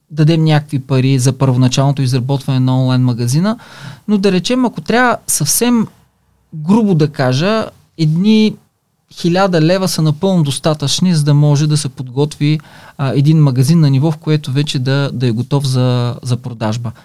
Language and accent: Bulgarian; Silistra, Silistra Province, Bulgaria; на 51 години съм от Силистра